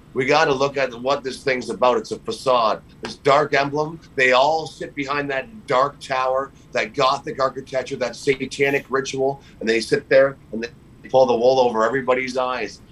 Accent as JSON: {"language": "English", "country": "Canada", "said": "as Canadian citizens"}